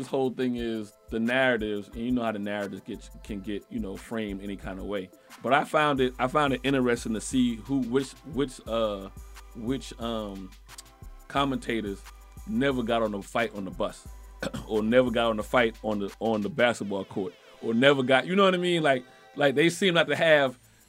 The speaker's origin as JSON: {"language": "English", "town": "Chicago", "region": "Illinois", "country": "United States", "said": "Yeah, I'm from Chicago. Right. West Side."}